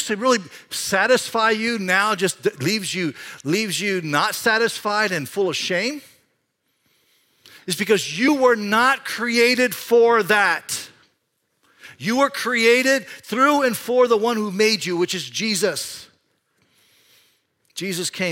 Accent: Panama; now in Iowa, United States; When I grew up in Panama, I grew up, Panama is a tropical country

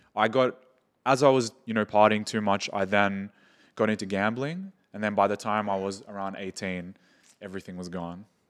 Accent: Australia; moved away as an adult; now in Dubai, United Arab Emirates; I'm from Australia. And I was born and raised there, have moved to Dubai like four

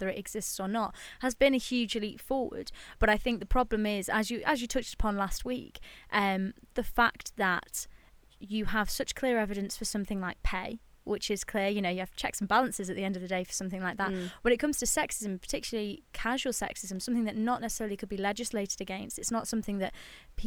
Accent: United Kingdom; being British

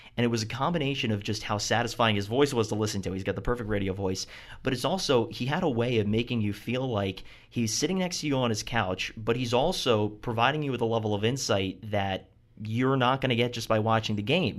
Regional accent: Baltimore, Maryland, United States; being from Baltimore, I never played lacrosse

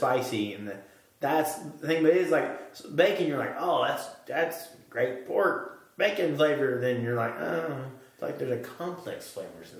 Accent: East Tennessee, United States; accent: southern; I'm from East Tennessee

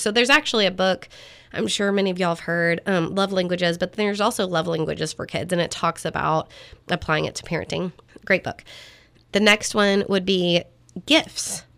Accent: Texas, United States; I'm not ashamed that I'm a Texan

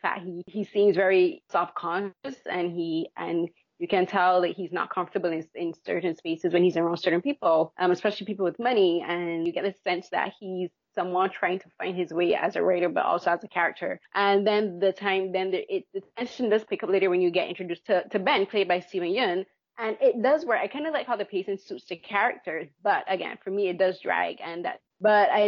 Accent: Barbados; moved away; I grew up back home in Barbados.

